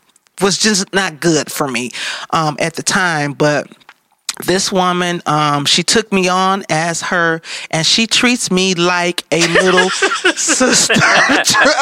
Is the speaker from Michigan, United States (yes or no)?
yes; Detroit, Michigan, United States; I am from Detroit